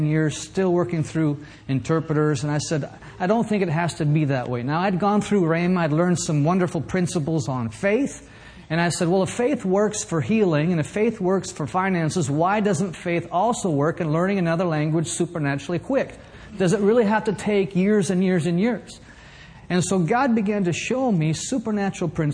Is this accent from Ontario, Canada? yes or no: no; Vancouver, British Columbia, Canada; moved away as an adult; also born or lived in Guatemala / Mexico; I'm originally born and raised in Vancouver, British Columbia